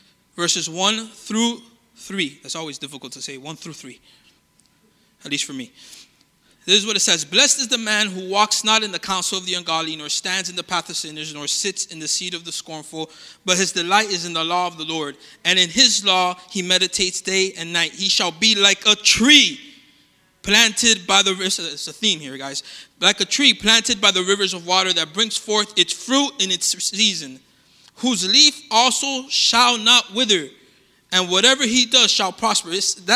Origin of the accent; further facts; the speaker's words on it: Colombia; born there; I was born in Colombia. I know it doesn't look like it. It always surprises people when we're talking.